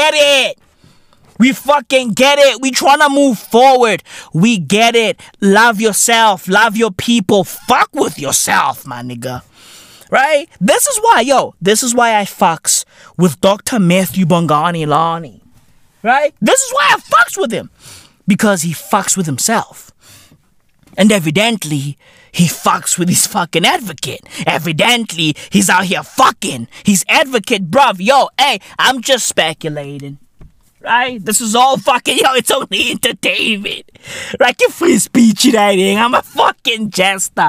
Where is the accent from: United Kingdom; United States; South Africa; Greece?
South Africa; I'm South African